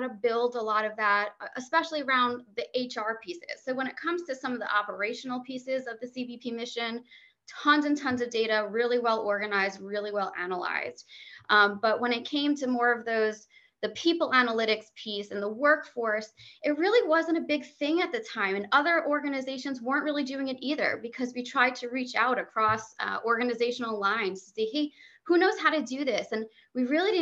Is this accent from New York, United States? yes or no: yes; New York area, United States; moved away as an adult; now in Washington, D.C., United States; I'm originally obviously from the New York area